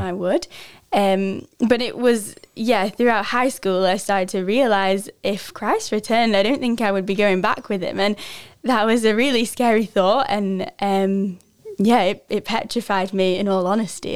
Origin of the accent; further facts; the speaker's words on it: village near Lancaster, North West England, United Kingdom; moved away as an adult; I'm from a little, uh, farming village in England called Quormut. Um, it's just outside of Lancaster in the northwest